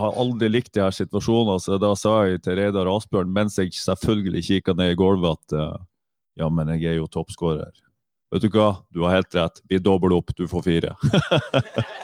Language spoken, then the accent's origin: Norwegian; Northern Norway, Norway; moved away; also born or lived in Bryne; Jeg er nordlending